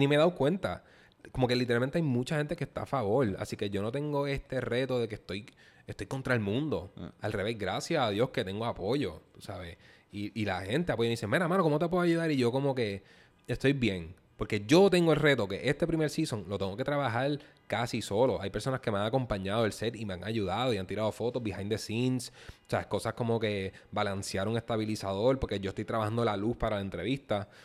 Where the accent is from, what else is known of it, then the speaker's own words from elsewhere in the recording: Puerto Rico; como puertorriqueño y creo en mi cultura